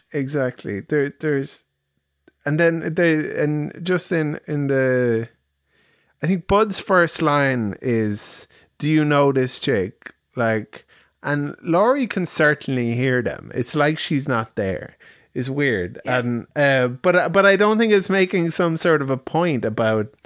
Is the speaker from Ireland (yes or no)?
yes; Ireland; we're Irish